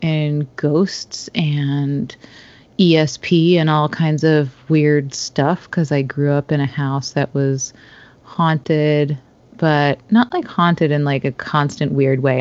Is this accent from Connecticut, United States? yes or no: yes; Stamford, Connecticut, United States; moved away as an adult; also born or lived in Rhode Island / New York City; I grew up in Stamford, Connecticut, and lived for a long time in Rhode Island and New York City